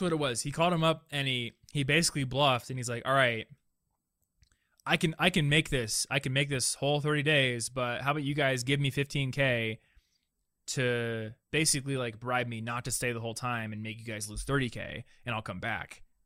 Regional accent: Des Moines, Iowa, United States; I'm from Des Moines.

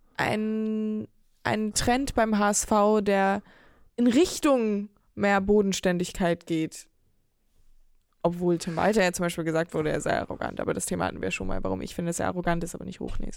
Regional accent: Hamburg, Germany

